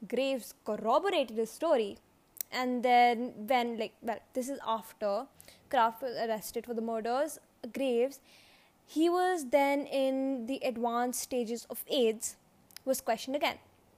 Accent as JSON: {"language": "English", "region": "England", "country": "United Kingdom", "lives_now": "Los Angeles, United States", "said": "I was from England and visiting a friend in LA."}